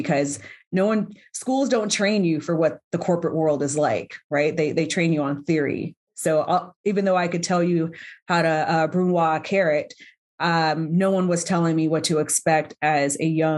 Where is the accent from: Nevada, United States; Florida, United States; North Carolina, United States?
Nevada, United States; North Las Vegas; I'm born and raised here in Las Vegas. I grew up in an area called Northtown